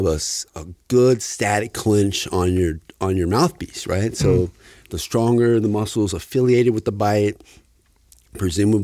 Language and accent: English; Fairbanks, Alaska, United States; moved away as an adult; I'm originally from Fairbanks, Alaska. I spent about 28 years up there.